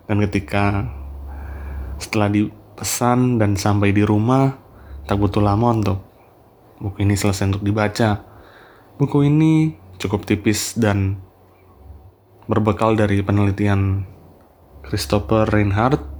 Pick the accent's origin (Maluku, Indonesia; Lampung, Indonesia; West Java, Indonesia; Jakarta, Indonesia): Maluku, Indonesia; Ambon; born there; Saya kemudian juga ikut merenungkan bagaimana kondisi kota kelahiran saya Ambon pada masa 1936 hingga kejatuhan Hindia Belanda tersebut.